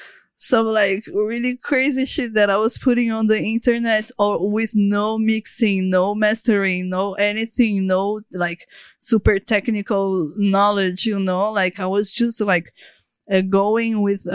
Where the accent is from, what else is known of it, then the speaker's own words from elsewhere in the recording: Natal, Rio Grande do Norte, Brazil; also born or lived in Sao Paulo; Actually, it was like, I was born in Sao Paulo. But all my family is from Natal, you know?